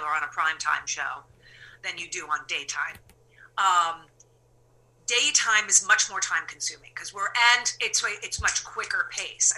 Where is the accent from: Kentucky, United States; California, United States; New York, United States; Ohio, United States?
New York, United States; moved away; I'm a gritty New Yorker